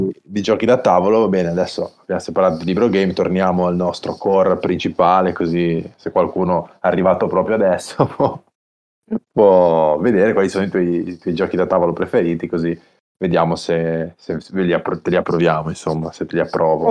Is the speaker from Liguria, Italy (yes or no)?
yes; Genoa, Liguria, Italy